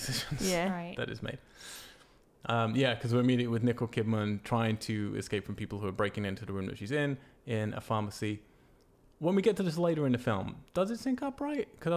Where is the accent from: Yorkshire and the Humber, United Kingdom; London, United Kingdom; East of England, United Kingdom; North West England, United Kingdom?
East of England, United Kingdom; Cambridge; my hometown, Cambridge, in the UK.